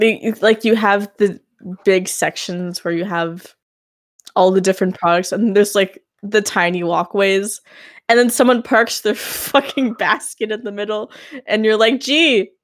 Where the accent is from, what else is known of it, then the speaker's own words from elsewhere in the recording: United States; we're from the United